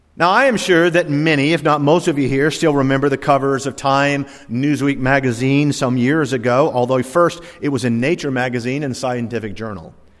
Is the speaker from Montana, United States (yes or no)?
no; Virginia, United States; I was born in Virginia